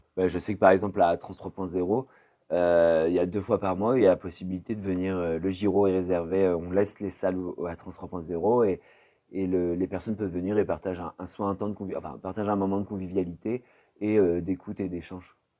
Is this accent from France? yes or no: yes; Poitiers, Nouvelle-Aquitaine, France; moved away as an adult; now in Bordeaux, France; je suis né à Poitiers et euh, je suis venu à Bordeaux il y a 10 ans pour faire mes études